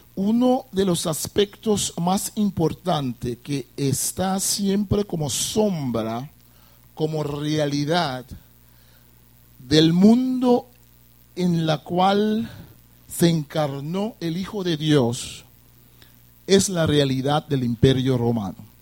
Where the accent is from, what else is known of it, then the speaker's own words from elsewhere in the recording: Curaçao; vengo de la isla de Curazao, una isla caribense como ustedes